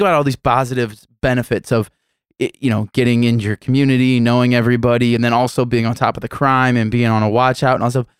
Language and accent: English; United States; being raised and growing up in South City